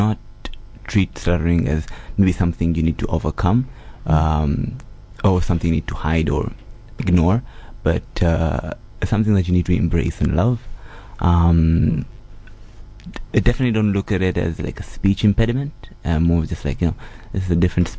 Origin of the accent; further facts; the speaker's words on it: Dar es Salaam, Tanzania; moved away; I am from Dar es Salaam, Tanzania